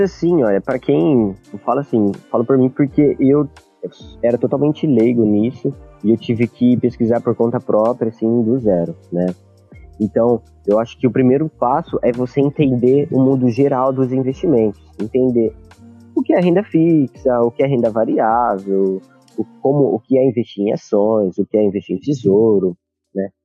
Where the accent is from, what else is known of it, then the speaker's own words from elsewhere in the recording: Campinas, São Paulo, Brazil; moved away as an adult; eu sou de de Campinas, São Paulo.